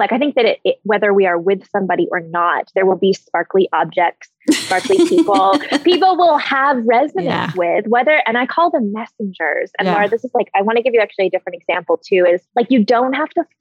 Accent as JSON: {"language": "English", "country": "Canada", "said": "I'm Canadian"}